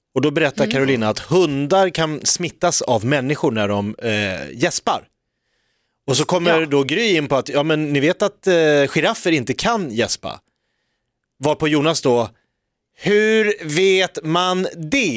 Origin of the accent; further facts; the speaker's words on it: Stockholm, Stockholm County, Sweden; som stockholmare